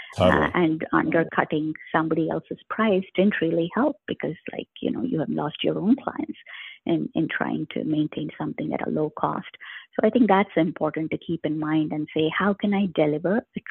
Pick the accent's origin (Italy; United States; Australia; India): India; moved away; I have been to a lot of places in India because I grew up in India